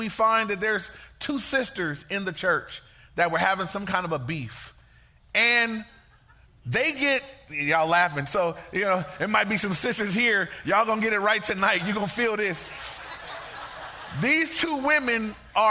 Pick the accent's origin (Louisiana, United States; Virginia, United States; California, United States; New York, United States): California, United States; Inglewood; I grew up in Inglewood.